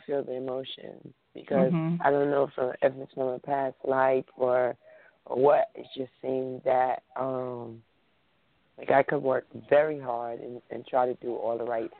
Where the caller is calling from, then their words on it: New Jersey, United States; I'm calling from New Jersey.